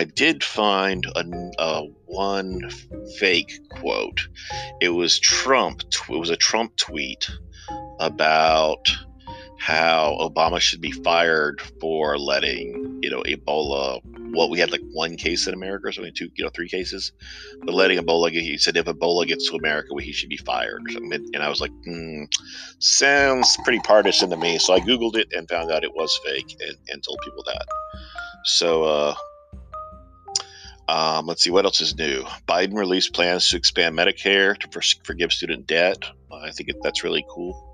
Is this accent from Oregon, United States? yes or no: no; Georgia, United States; moved away; the people of Georgia. It's my home state